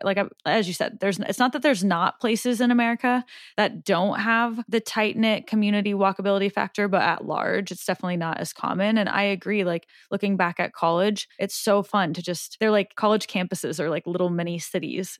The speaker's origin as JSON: {"language": "English", "town": "Omaha", "region": "Nebraska", "country": "United States", "said": "I'm from Omaha"}